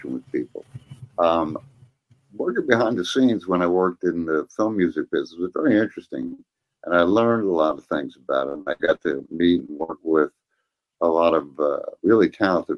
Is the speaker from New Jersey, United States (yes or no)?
no; New York, United States; I grew up in New York